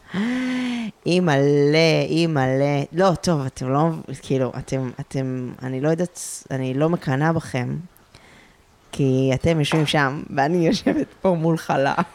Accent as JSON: {"language": "Hebrew", "area": "a kibbutz near Afula", "region": "Northern District", "country": "Israel", "tie": "born or raised there", "moved": "yes", "said": "ומגיל סופר צעיר ידעתי שאני הולכת לצאת מהקיבוץ"}